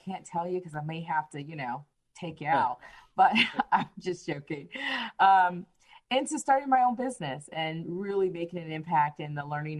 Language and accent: English; Belgium; also born or lived in Miami, Florida; I was born in Miami, Florida, but my father was in the military for over 20 some odd years. He retired from the military. So I spent my adolescent through teenage years growing up overseas in Belgium, and landed here.